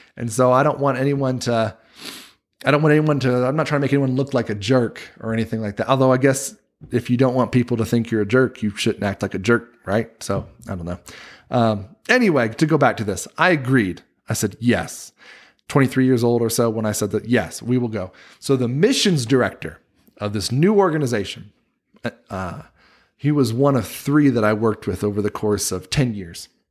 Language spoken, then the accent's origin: English; Wilmington, North Carolina, United States; moved away as an adult; now in Utah, United States; that church where I grew up in Wilmington, North Carolina